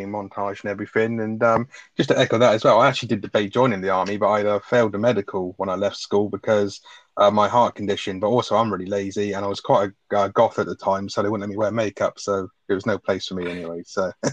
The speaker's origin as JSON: {"language": "English", "country": "United Kingdom"}